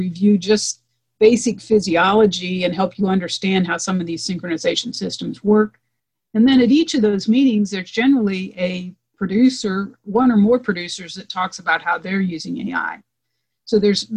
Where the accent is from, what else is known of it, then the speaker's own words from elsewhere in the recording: Eastern Nebraska, United States; I grew up in Eastern Nebraska